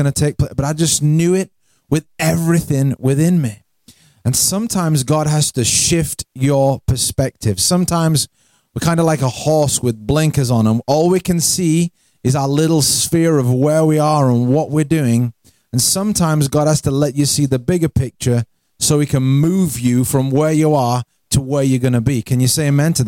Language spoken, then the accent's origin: English; Yorkshire and the Humber, United Kingdom; moved away as an adult; I'm from England. I grew up in England. I'm in from a place called South Yorkshire.